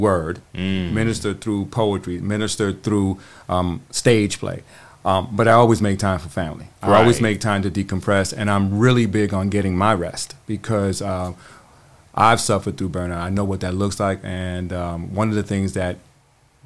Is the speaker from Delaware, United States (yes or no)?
no; New York City, New York, United States; moved away as an adult; now in Charlotte, United States; I'm a simple dude from the Bronx. Born and raised in New York City, been living in Charlotte now for about 21 years